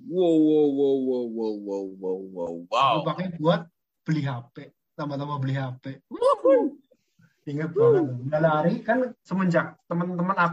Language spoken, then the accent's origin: Indonesian; Central Java, Indonesia; Borobudur Marathon adalah suatu momen kebanggaan untuk rakyat Jawa Tengah ya saya sebagai warga Jawa Tengah turut bangga